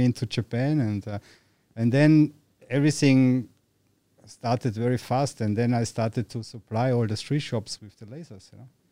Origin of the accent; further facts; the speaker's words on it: Austria; moved away as an adult; now in Thailand; growing up in Austria